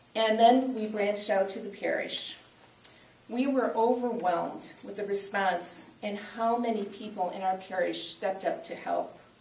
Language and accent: English; Aurora, Illinois, United States; I grew up in Aurora, and I watched as the very first PADS program came into being at what is now called Hesed House